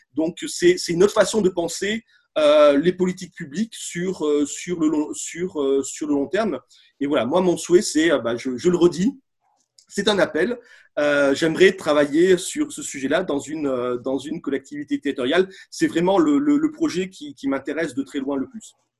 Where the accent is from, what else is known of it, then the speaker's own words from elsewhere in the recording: Bordeaux, Nouvelle-Aquitaine, France; je suis de Bordeaux